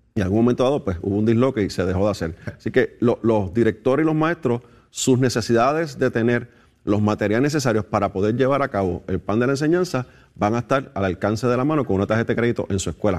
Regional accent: Puerto Rico; Somos territorio americano

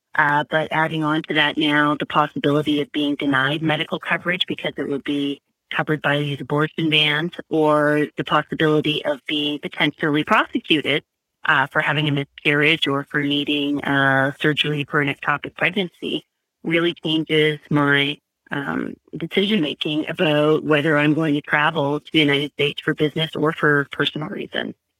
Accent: Canada; now in Guelph, Canada; as a Canadian

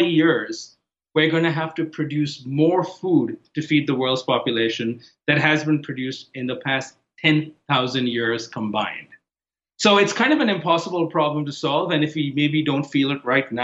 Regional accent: Mumbai, Maharashtra, India; moved away as an adult; now in United States; I didn't grow up in America. I grew up in Bombay, India

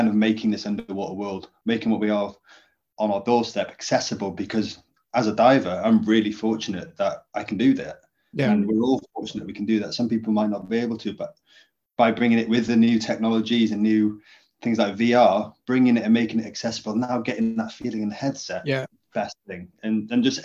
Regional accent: Llŷn Peninsula, North Wales, United Kingdom; I grew up in North Wales in the Cumbria Peninsula, to a fishing family

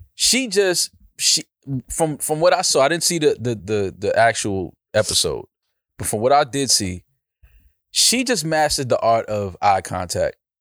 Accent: New York, United States; I'm from New York. I'm from, you have to have some type of hands growing up in, in uptown

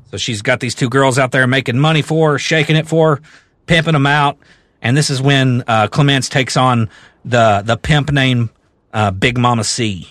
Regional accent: the South, United States; I am from the South

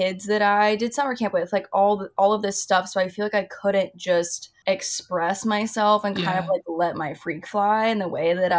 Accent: Austin, Texas, United States; moved away as an adult; now in New York, United States; I grew up in Austin. Like I've lived in Austin since I was 4 years old. So I think when you grow up there, it's such a small city.

